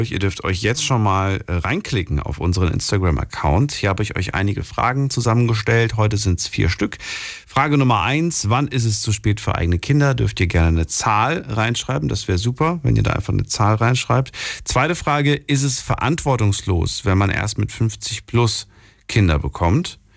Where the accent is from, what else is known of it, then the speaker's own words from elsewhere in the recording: Münster, Germany; Nee, ich komme eigentlich aus der Gegend, aus Münster.